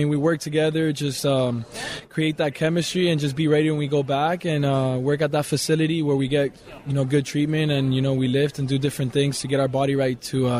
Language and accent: English; Miami, Florida, United States; to bring all that back in my hometown, and then and you know, the Super Bowl is here in where I was born and raised.